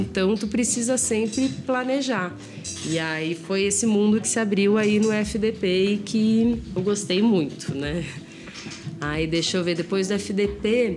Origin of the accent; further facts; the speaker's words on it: Porto Alegre, Rio Grande do Sul, Brazil; moved away as an adult; now in São Paulo, Brazil; eu sou de Porto Alegre